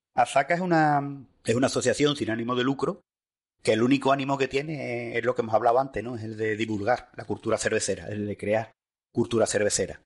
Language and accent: Spanish; Seville, Andalusia, Spain; yo en mi casa, eh, en mi tierra